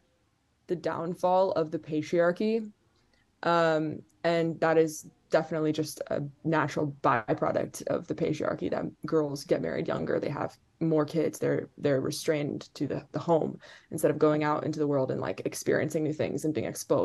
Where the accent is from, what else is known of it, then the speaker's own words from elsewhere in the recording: Qatar; I grew up in Qatar